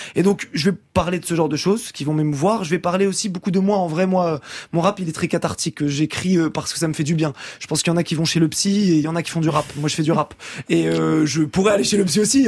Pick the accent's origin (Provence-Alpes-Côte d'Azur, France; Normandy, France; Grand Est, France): Normandy, France; Rouen; now in Paris, France; je suis de Rouen à l'origine